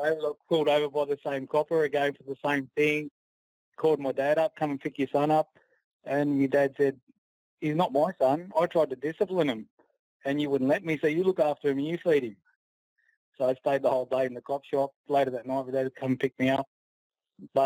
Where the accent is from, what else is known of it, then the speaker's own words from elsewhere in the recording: Sydney, New South Wales, Australia; I grew up in Housing Commission, Mount Druitt, in a rough area.